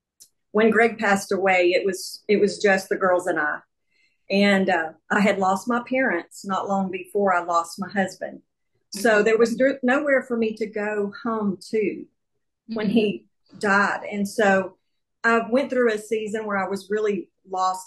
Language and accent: English; Texas, United States; I am a Texan born and raised